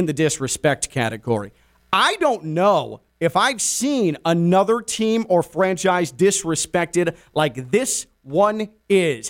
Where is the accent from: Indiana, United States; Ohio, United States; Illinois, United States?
Illinois, United States; Chicago; I grew up in Chicago as a White Sox fan